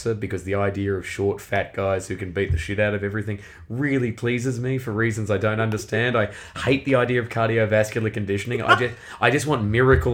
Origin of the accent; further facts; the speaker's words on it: Australia; I'm from Australia